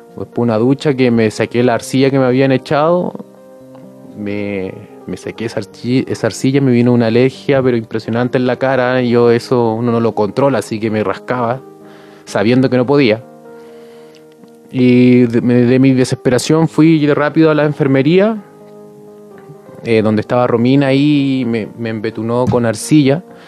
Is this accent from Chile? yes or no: yes; Punta Arenas, Magallanes and Chilean Antarctica, Chile; soy de Punta Arenas Magallanes, a la Patagonia, al sur de Chile